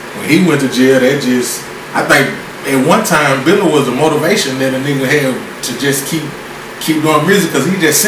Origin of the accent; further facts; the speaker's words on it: Spring Hill, Louisiana, United States; Not from Lafayette, not from Lake Charles, I'm from Spring Hill, Louisiana, man. Cass City, be exact. Born and raised, man.